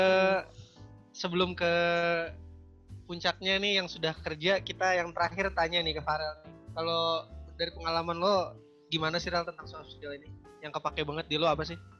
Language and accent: Indonesian; Jakarta, Indonesia; moved away as an adult; also born or lived in Java; now in Bandung, Indonesia; gue asli Jawa dan besar di Jakarta gitu tapi gue sekarang praktek di Bandung